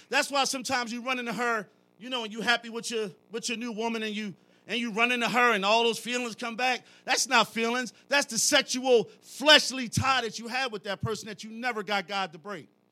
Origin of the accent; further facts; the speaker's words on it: Philadelphia, Pennsylvania, United States; I'm from Philly.